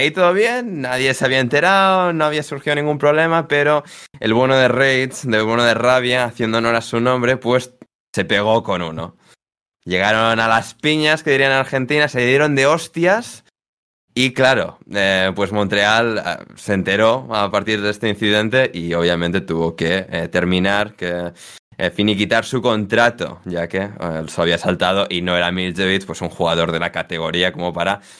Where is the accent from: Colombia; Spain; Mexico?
Spain; Galicia; a mi tierra. a ah, bueno, a Galicia.